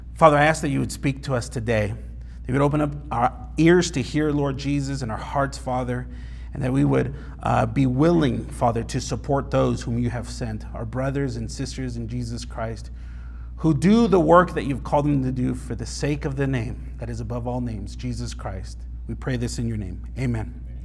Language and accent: English; California, United States; where I grew up in California